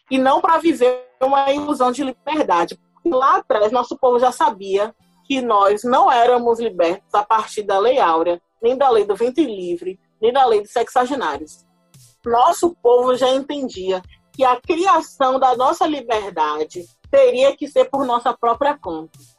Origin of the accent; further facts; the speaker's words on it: Salvador, Bahia, Brazil; eu sou de Salvador, Bahia